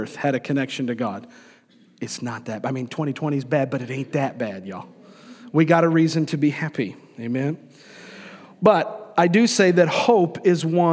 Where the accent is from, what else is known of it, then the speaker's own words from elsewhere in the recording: Florida, United States; also born or lived in New York; I grew up in Florida, I was born in New York, but spent most of my years coming up in the state of Florida